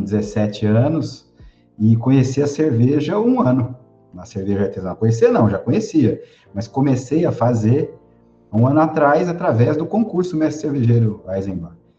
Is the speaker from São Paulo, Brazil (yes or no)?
yes; Batatais, São Paulo, Brazil; now in Barra do Garças, Brazil; eu sou paulista do interior, sou de Batatais, uma cidade perto de Ribeirão Preto